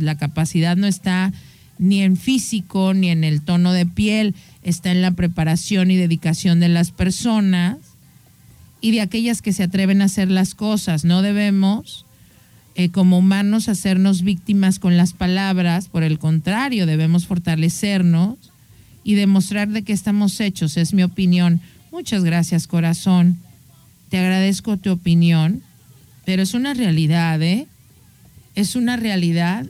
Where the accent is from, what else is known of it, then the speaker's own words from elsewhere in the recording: Mexico; soy mexicana y nací aquí y amo mi cultura